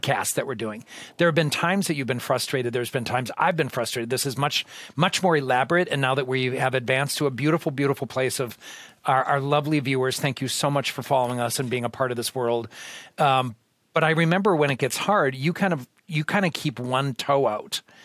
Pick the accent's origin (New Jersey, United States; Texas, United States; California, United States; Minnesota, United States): Minnesota, United States; Austin; moved away; I'm originally from the Austin area.